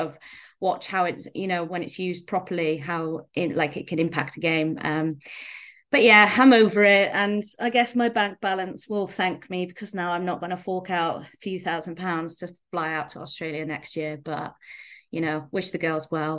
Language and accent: English; Wales, United Kingdom; as a Welsh girl